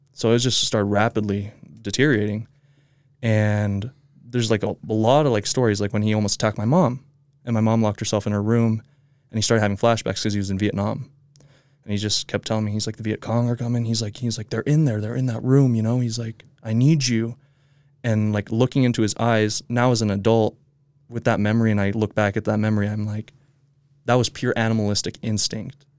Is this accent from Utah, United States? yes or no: yes; Midvale, Utah, United States; I was born here in Midvale